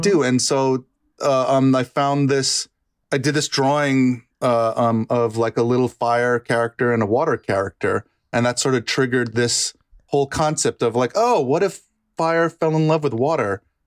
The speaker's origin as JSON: {"language": "English", "region": "New York", "country": "United States", "tie": "born or raised there", "also_born_or_lived": "Bronx / Westchester / Yonkers", "said": "I grew up in New York"}